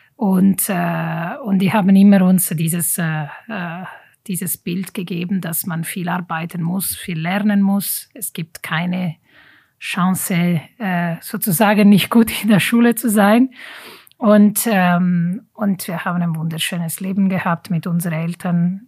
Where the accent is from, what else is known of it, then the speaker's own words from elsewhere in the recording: Italy; German is a second language; moved away as an adult; also born or lived in German-speaking Switzerland; now in Switzerland; Leben als Italienerin hier in der deutschen Schweiz